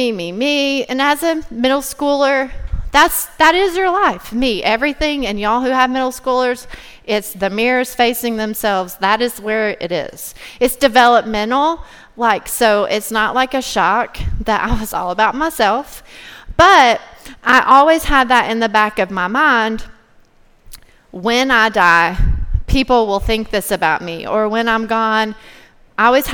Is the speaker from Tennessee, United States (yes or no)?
yes; Cumberland Gap, Tennessee, United States; I grew up in Cumberland Gap, Tennessee. It's a really tiny town in East Tennessee.